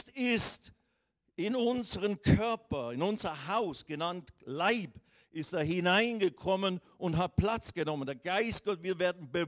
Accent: Riehen, Basel-Stadt, Switzerland; born there; aus, geboren in der Schweiz, Rauracher Straße 142, 41, 25, Rien bei Basel.

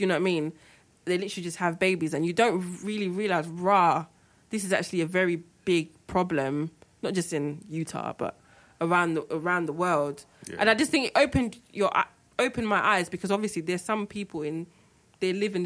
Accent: Nigeria; being Nigerian, we all have, like, your granddad had, like, two wives or three wives or whatever.

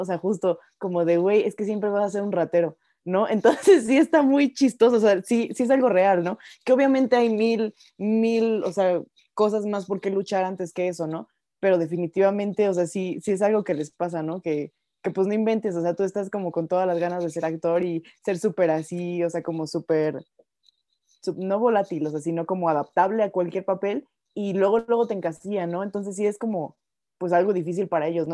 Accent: Mexico; mi país

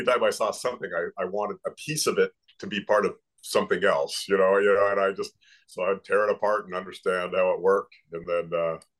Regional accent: California, United States; moved away as an adult; now in Florida, United States; I was born and raised in California

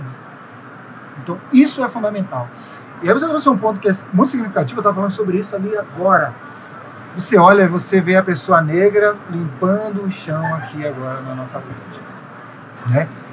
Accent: interior of Bahia, Brazil; moved away as an adult; now in Rio de Janeiro, Brazil; sou baiano, baiano do interior da Bahia. É, vim morar no Rio de Janeiro, acabaram de fazer 10 anos

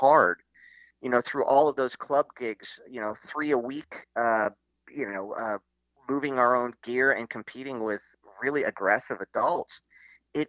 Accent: Los Angeles, California, United States; Matthew and I grew up in Hollywood

